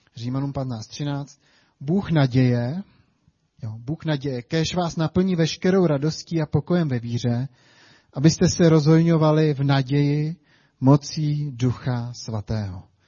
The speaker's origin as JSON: {"language": "Czech", "country": "Czechia", "said": "my jako Češi"}